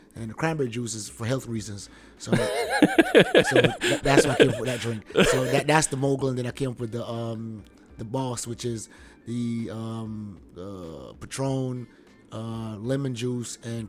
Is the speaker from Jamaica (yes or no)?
yes; Kingston, Jamaica; moved away as an adult; now in Savannah, United States; So, Jamaica, born and raised in Kingston, Jamaica, one of the most dangerous places in the world. Survived. It came out. Left there in 2000. I was actually here in the States when I was, like, 15, but went back home.